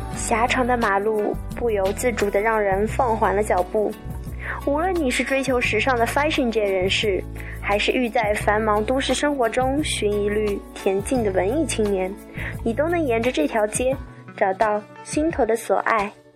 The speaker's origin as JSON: {"language": "Chinese", "region": "Shanghai", "country": "China", "tie": "born or raised there", "said": "我从小长大的地方，上海，中国的魔都"}